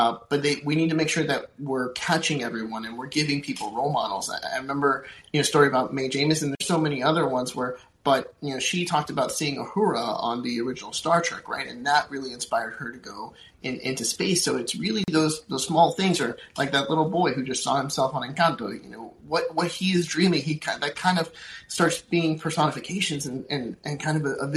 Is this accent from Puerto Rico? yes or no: yes; Puerto Rico; I'll take myself. I'm from Puerto Rico, so talk to kids from my background.